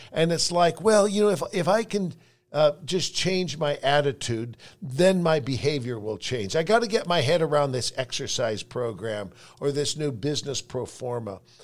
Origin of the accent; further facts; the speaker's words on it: San Francisco, California, United States; now in Salt Lake City, United States; I grew up in San Francisco